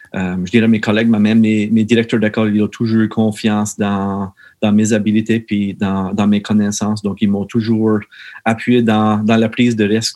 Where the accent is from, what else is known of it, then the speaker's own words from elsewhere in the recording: Meteghan, Nova Scotia, Canada; originaire de, de la Baie-Sainte-Marie, juste un, autre euh, petit village appelé Metagan